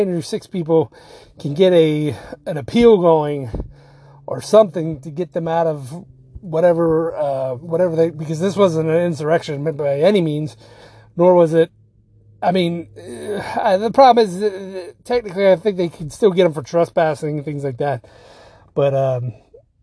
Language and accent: English; Virginia Beach, Virginia, United States; I'm from Virginia Beach